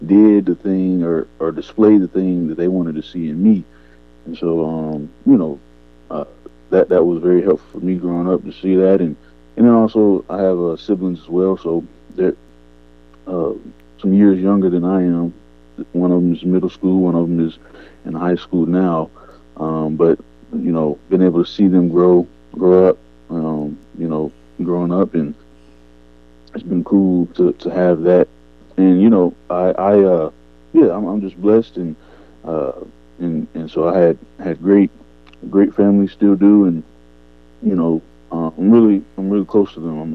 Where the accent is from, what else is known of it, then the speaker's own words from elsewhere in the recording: Murfreesboro, Tennessee, United States; I'm from Murfreesboro, Tennessee. Some may know, some may don't, may not know. It's about 30 minutes from Nashville. And so that's where I'm from. That's where most of my childhood, I was raised here